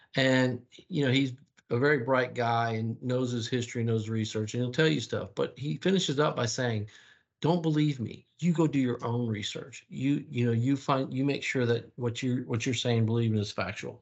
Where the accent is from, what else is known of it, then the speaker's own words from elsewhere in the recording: the South, United States; I was from the South